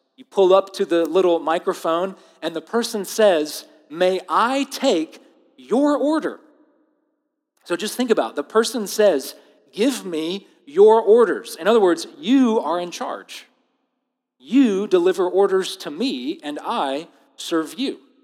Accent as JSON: {"language": "English", "country": "United States", "said": "I am as American as it gets"}